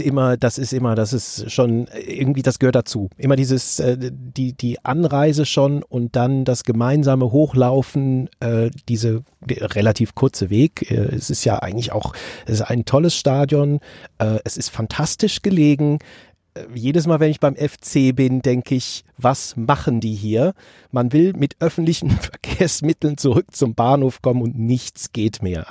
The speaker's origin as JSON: {"language": "German", "town": "Bonn", "region": "North Rhine-Westphalia", "country": "Germany", "tie": "born or raised there", "also_born_or_lived": "Kaiserslautern", "said": "mein Akzent nicht, weil ich äh, schon zwei Monate nach meiner Geburt im Prinzip nach Bonn umgetopft wurde"}